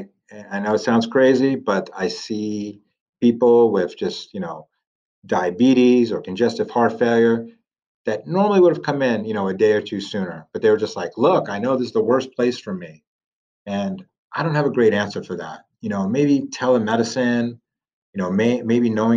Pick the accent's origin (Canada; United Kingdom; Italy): Italy; moved away; I'm from Italy originally